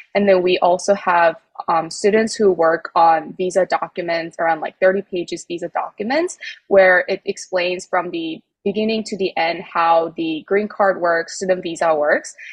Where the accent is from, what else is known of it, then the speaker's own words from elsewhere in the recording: South Korea; I am actually from South Korea